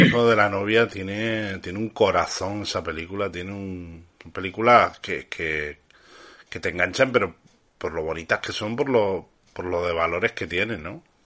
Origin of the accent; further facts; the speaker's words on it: Canary Islands, Spain; now in Andalusia, Spain; yo no soy andaluz, soy canario, pero ya como llevo tantos años adoptado en esta maravillosa tierra, como si fuera andaluz.